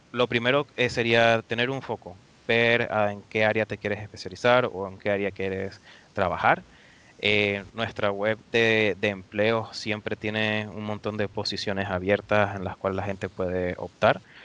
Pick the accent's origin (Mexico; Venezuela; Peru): Venezuela; moved away as an adult; now in Dublin, Ireland; yo soy venezolano, soy de Venezuela